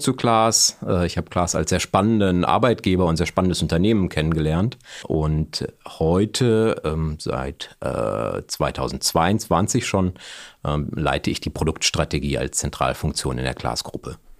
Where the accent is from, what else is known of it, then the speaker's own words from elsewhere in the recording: Bielefeld, North Rhine-Westphalia, Germany; also born or lived in Aachen; komme gebürtig aus der Region, aus Bielefeld, bin also Ostwestfale, regional nicht besonders weit gekommen.